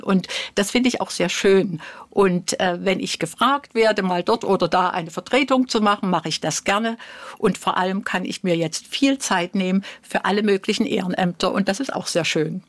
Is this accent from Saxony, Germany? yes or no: yes; Dresden, Saxony, Germany; also born or lived in Coventry, England; Dresden ist nun mal meine Heimatstadt.